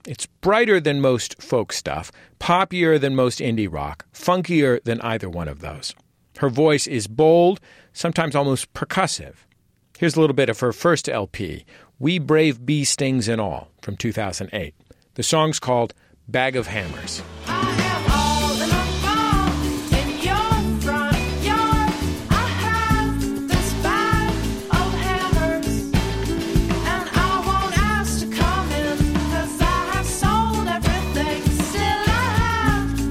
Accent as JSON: {"language": "English", "region": "California", "country": "United States", "said": "I'm from California"}